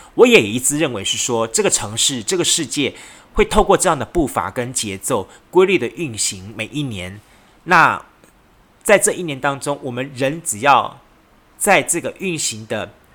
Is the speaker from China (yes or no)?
no; southern Taiwan, Taiwan; 对于我们南部人来说